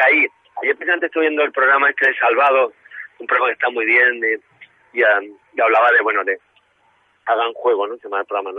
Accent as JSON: {"language": "Spanish", "town": "Málaga", "region": "Andalusia", "country": "Spain", "moved": "yes", "said": "mi tierra"}